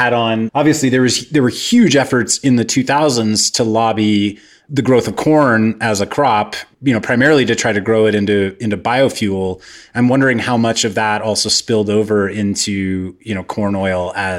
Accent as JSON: {"language": "English", "region": "Kansas", "country": "United States", "tie": "born or raised there", "said": "I grew up in Kansas"}